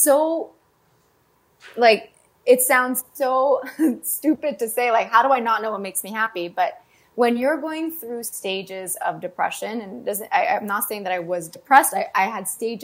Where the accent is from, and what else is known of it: Canada